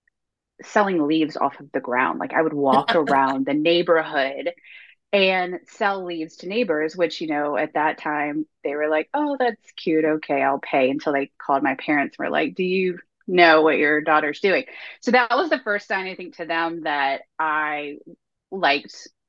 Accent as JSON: {"language": "English", "region": "North Carolina", "country": "United States", "tie": "born or raised there", "said": "I'm born and raised in North Carolina. I've never left the state ever, probably never will"}